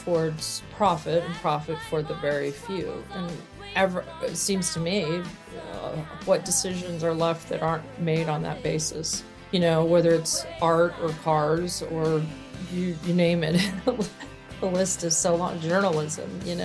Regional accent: California, United States; also born or lived in Arkansas; I grew up in California. I was born in Arkansas.

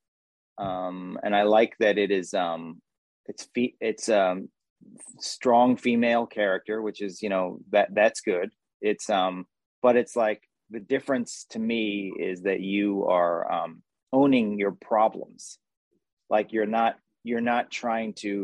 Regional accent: New Jersey, United States; accent: Jersey; my Jersey accent

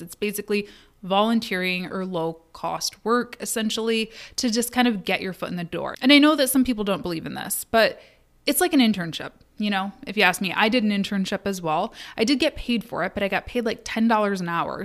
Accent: Kalamazoo, Michigan, United States; Kalamazoo, which was my hometown, is my hometown

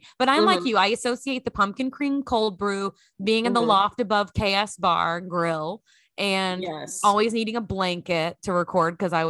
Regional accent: Texas, United States; I am back in my home state of Texas. I'm living in Dallas near my parents.

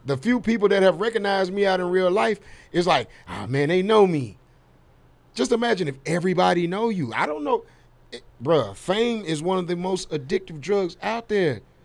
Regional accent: Dallas, Texas, United States; I'm from Dallas

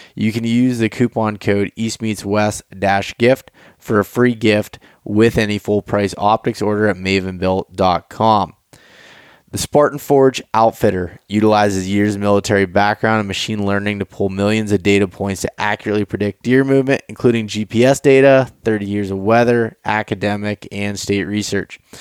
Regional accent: Pennsylvania, United States; so we're both from Pennsylvania

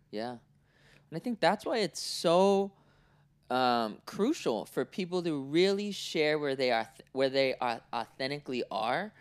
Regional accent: Oakland, California, United States; also born or lived in Cincinnati, Ohio / Orange County, California; I was born in Oakland, right? Nineteen eighty-two.

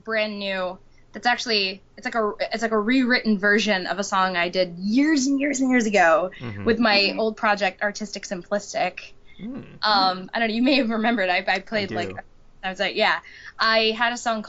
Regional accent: New York City, New York, United States; my hometown, in my neighborhood here

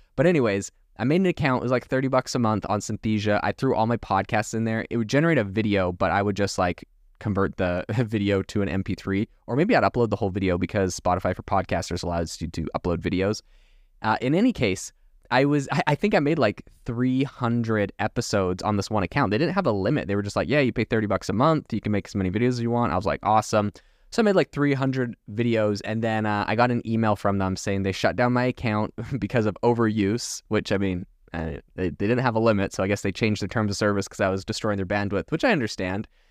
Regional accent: Canada; now in Arizona, United States; Originally, I'm from Canada

